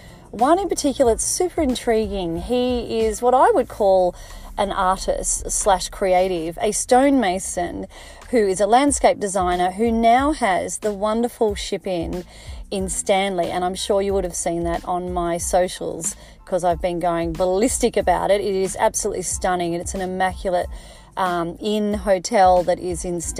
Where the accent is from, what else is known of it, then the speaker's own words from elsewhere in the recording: Mornington Peninsula, Victoria, Australia; I grew up on the Mornington Peninsula